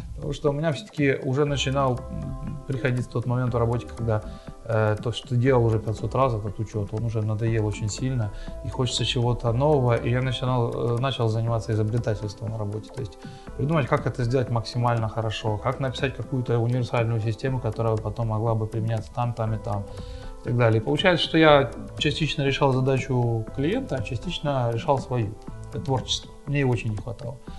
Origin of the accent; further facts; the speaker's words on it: Horishni Plavni, Poltava Oblast, Ukraine; also born or lived in Dnipropetrovsk; now in Kremenchuk, Ukraine; в моем родном городе Комсомольске